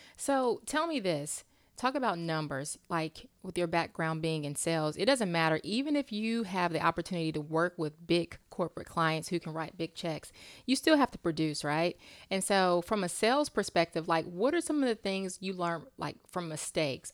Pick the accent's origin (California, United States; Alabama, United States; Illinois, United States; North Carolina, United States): North Carolina, United States; Charlotte; I'm from Charlotte